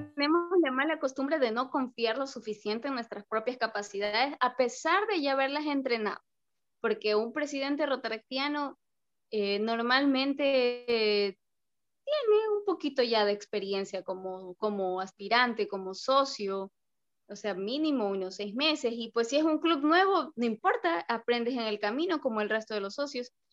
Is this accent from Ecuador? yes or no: yes; Ecuador; todos los ecuatorianos